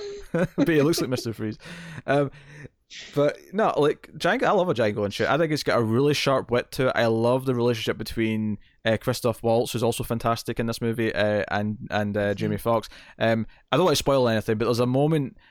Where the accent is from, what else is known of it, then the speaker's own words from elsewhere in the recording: Scotland, United Kingdom; I'm Scottish